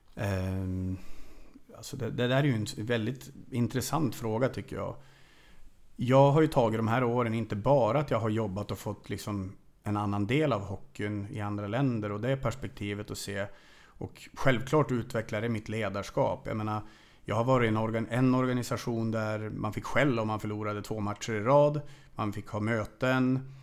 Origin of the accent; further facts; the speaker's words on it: Sweden; moved away as an adult; also born or lived in Hungary / Transylvania, Romania; now in Romania; här hemma i Sverige